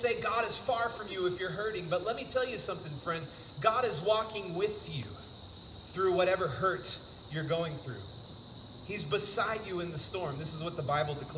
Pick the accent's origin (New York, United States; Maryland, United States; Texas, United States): Texas, United States; Houston; moved away as an adult; I'm originally from Houston, Texas. Grew up in the big city.